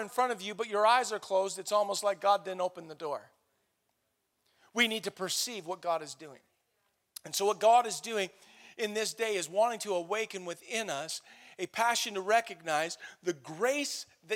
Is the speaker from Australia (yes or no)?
no; Canada; we're Canadian. Because we live in North America